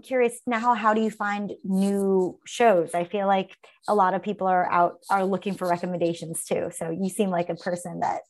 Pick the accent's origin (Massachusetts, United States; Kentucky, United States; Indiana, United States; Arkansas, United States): Massachusetts, United States; Brookline; I'm from Massachusetts, right outside Boston, Brookline, Massachusetts.